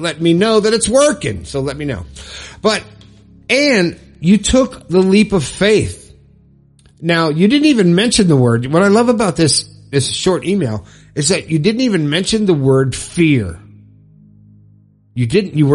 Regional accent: Florida, United States; moved away as an adult; now in West Virginia, United States; I left my home state of Florida and moved to West Virginia

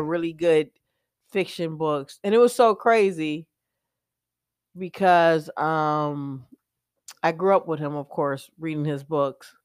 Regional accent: United States; I'm glad I live in America. I'm glad I'm American

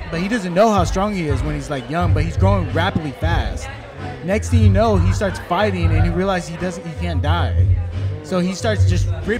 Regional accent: Watsonville, California, United States; moved away; Shout out to Santa Cruz. That's originally where I'm from, like Watsonville.

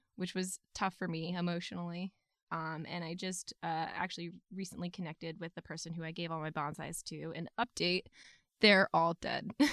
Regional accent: New England, United States; I'm from New England

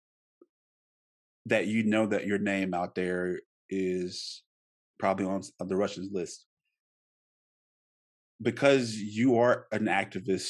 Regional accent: United States; I'm an American.

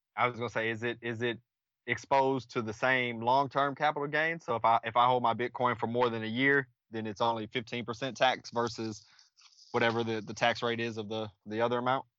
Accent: Killeen, Texas, United States; I'm from Killeen, Texas, uh, born and raised, travel for a living now

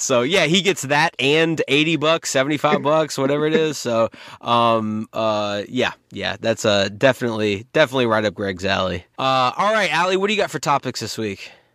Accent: North Carolina, United States; I've been born and raised in North Carolina my whole life.

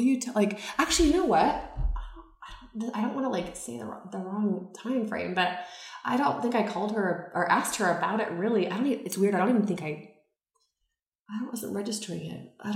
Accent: Seattle, Washington, United States; I was born in Seattle

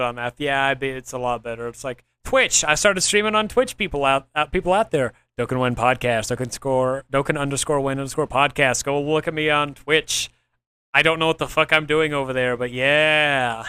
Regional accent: Oklahoma, United States; I'm from Oklahoma

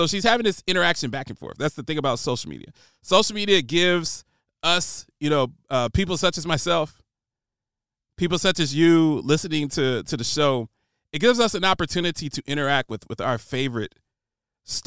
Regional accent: Trenton, New Jersey, United States; Power 99, Philadelphia, PA, living in Trenton, New Jersey, picking up the Power 99 signal across the Delaware River. That's what I grew up on

